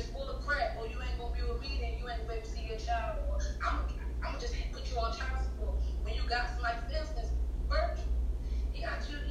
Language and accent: English; Baltimore, Maryland, United States; I grew up in Baltimore